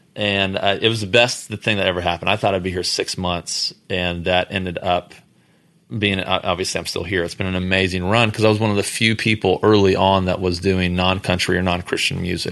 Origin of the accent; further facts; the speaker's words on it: Houston, Texas, United States; we're from Houston